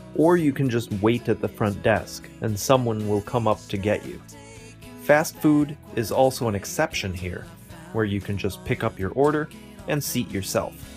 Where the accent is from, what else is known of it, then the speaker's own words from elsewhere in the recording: United States; my hometown has around 80,000 people. It has an airport